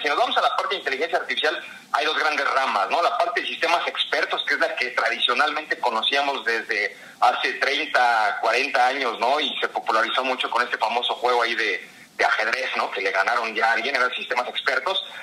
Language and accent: Spanish; Mexico; como mexicanos, ¿no? Somos mucho de, del, trato humano